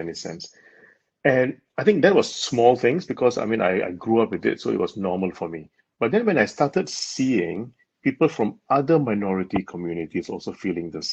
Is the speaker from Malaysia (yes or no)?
yes; Malaysia; now in Hong Kong; when I was growing up in Malaysia